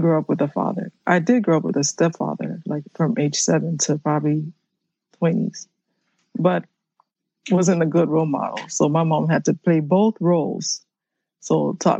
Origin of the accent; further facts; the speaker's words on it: Miami, Florida, United States; first language Haitian Creole; English is a second language; I was conceived in Haiti, but I was born in Miami. So my mom traveled in the boat while she was pregnant with me. And my first language was Creole